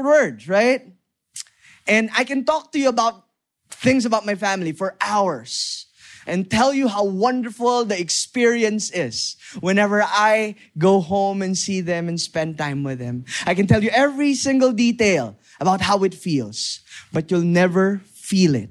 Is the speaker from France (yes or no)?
no; Lemery, Calabarzon, Philippines; I grew up in Batangas. I grew up in Lemery, Batangas, specifically.